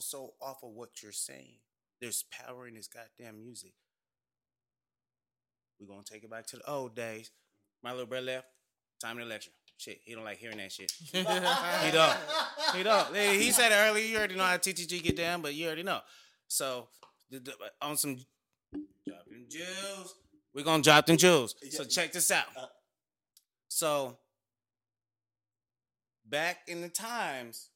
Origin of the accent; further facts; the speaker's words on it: Arizona, United States; I'm from Arizona